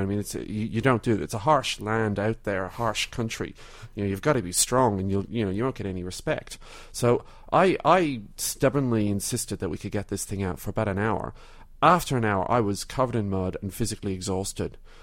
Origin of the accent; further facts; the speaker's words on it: Ireland; now in Melbourne, Australia; I'm originally from Ireland.